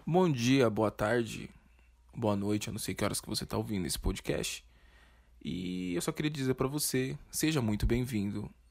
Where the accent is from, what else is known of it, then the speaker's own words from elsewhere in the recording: São Paulo, Brazil; E a gente é de São Paulo